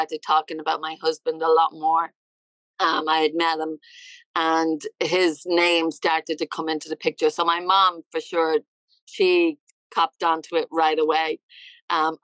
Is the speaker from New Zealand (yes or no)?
no; Dublin, Leinster, Ireland; moved away as an adult; now in United States; I'm from Ireland. Yeah, I'm from Dublin, Ireland.